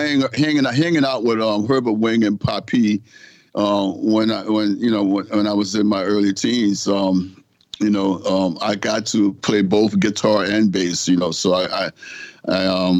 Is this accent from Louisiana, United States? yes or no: yes; New Orleans, Louisiana, United States; I'm from New Orleans, Louisiana